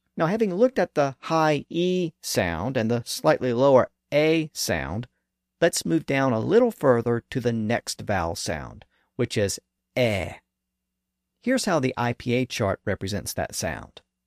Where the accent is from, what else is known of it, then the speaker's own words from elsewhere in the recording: American South, United States; accent: southern; This pronunciation is common in the American South, and as I noted earlier, my native accent does